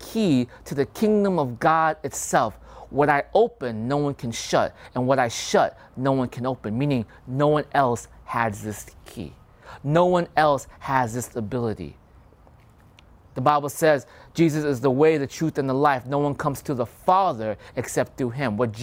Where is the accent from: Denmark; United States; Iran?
United States; I grew up here in America